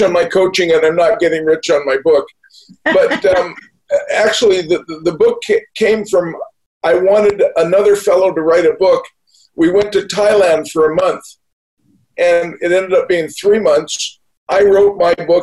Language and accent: English; Newport Beach, California, United States; also born or lived in Winnipeg, Manitoba, Canada; I grew up in Newport Beach. I moved down from Winnipeg, Manitoba. And when I was 14, when I was 3 years old, my family moved